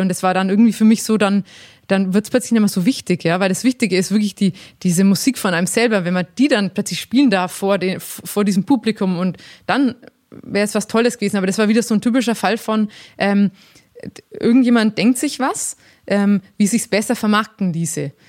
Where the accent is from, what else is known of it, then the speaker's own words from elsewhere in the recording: Langenzenn, Bavaria, Germany; ich komme ja aus Langen, Zen